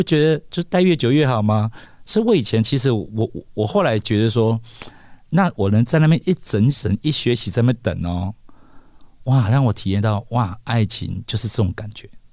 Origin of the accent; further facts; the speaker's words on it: Kaohsiung, Taiwan; 我是高雄人嘛